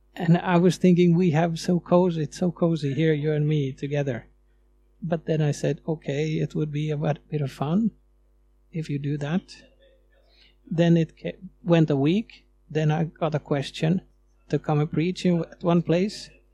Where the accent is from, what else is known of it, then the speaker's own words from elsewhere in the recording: Sweden; moved away as an adult; now in Finland; You might hear that I'm coming from Sweden, from the way I talk